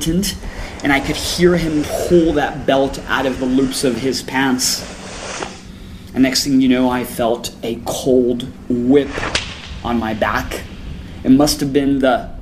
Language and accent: English; El Paso, Texas, United States; I grew up in El Paso, which is border town with Juarez